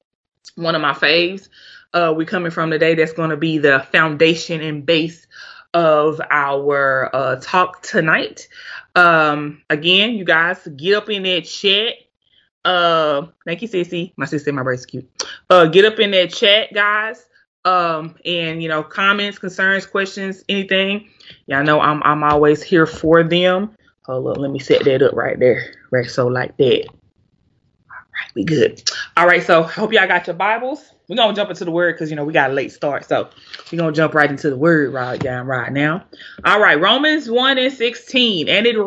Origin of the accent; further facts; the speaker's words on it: Florida, United States; I'm from, you know, I'm from Florida. I'm a Cowboys fan.